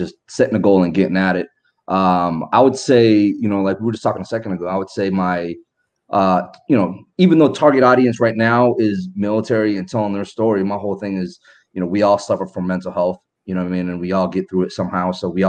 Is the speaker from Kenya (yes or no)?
no; Ethiopia; also born or lived in Sudan; We're from Ethiopia. My dad's from Ethiopia. My mom's from Eritrea. I was born in Sudan.